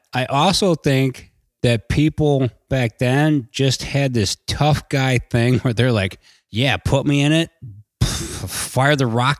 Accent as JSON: {"language": "English", "country": "United States", "said": "I'm an American."}